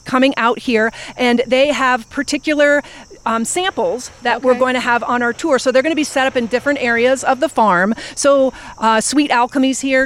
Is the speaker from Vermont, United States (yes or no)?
yes; Vermont, United States; moved away as an adult; also born or lived in Philadelphia, Pennsylvania; now in Pittsburgh, United States; I'm originally from Vermont